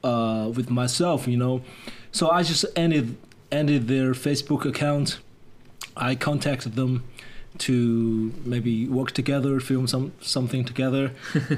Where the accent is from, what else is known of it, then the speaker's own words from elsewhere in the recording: China; English is a second language; moved away as an adult; now in Nanjing, China; all the neon lights, which I hadn't seen in my hometown when I was a kid